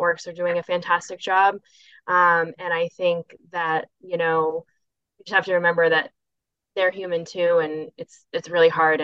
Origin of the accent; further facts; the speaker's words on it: Augusta, Maine, United States; now in Portland, United States; I grew up in Augusta.